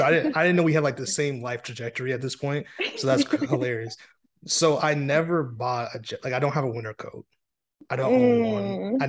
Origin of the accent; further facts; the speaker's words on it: New York City, New York, United States; born there; also born or lived in Maryland; So I was born in New York City. Moved around a bit, then end up in a desert for a couple of years, and then moved to Maryland.